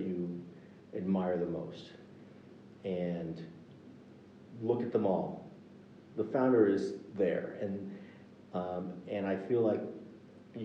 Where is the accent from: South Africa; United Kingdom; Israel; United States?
United States; I grew up in the United States